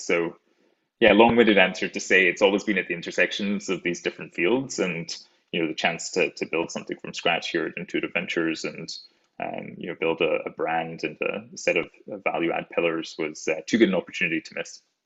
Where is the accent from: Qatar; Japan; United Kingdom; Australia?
United Kingdom; rural Scotland; moved away; I'm an explant from Scotland, rural Scotland, uh, in the United Kingdom